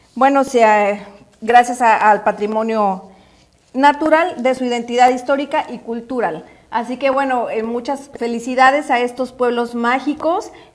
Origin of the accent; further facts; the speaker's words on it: Orizaba, Veracruz, Mexico; Orizaba, que es de donde yo soy